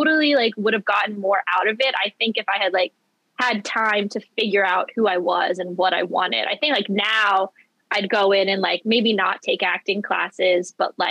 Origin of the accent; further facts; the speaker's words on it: Philadelphia, Pennsylvania, United States; I'm from Philadelphia